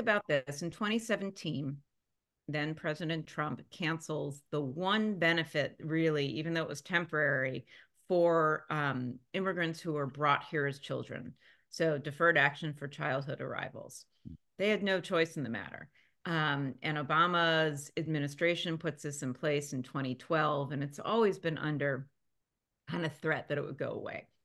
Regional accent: Philadelphia, Pennsylvania, United States; moved away; growing up in Philadelphia

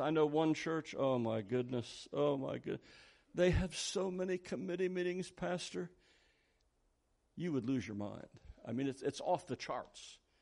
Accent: Philadelphia, Pennsylvania, United States; I was born in Philadelphia.

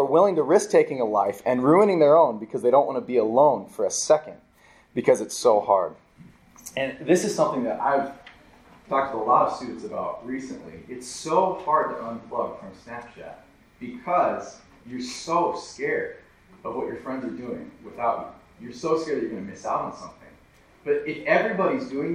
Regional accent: Wyoming, United States; moved away; also born or lived in Minnesota; I grew up in the state of Wyoming, and so I grew up near the Rockies

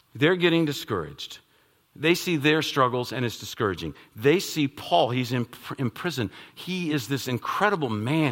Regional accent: Northern Virginia, United States; I'm from the Northern Virginia area

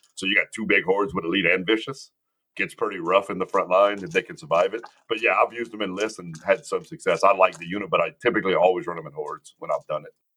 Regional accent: Cajun, Louisiana, United States; I'm a Cajun.

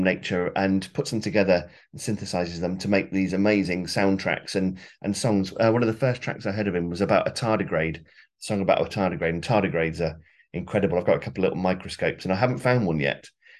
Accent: Warwick, West Midlands, United Kingdom; Mid Warwickshire. So I was brought up in Warwick, and Leamington Spa was the nearest kind of college town, really.

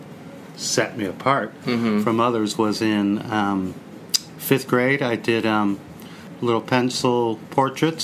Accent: Hosensack, Pennsylvania, United States; moved away; also born or lived in Allentown, Pennsylvania / Athens; I lived south of Allentown, mm-hmm. in a little farming village called Hosensack

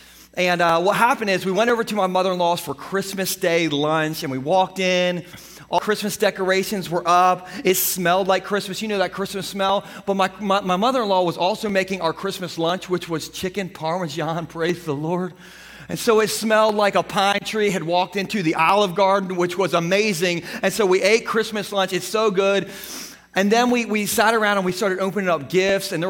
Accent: Gumboro, Delaware, United States; I grew up in Gumboro

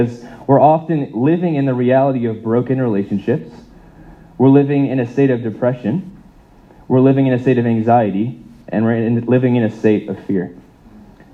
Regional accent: United States; moved away; I grew up in the States

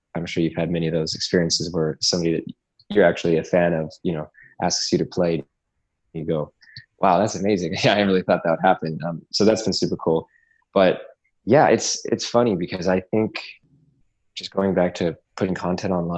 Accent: Portland, Oregon, United States; now in New York, United States; I grew up in Portland, Oregon. I've been living in New York for several years now

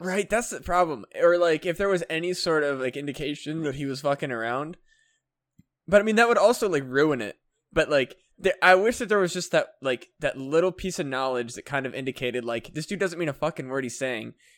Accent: United States; I'm an American boy

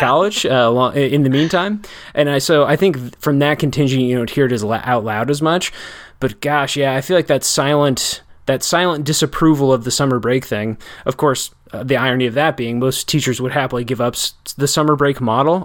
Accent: Janesville, Wisconsin, United States; It's my hometown

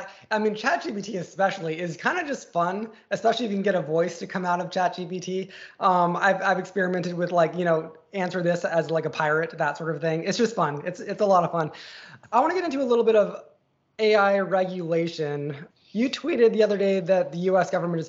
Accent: United States

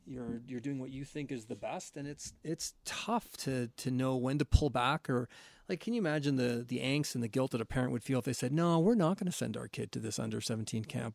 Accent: St. Catharines, Ontario, Canada; growing up in the South of Saint Catharines

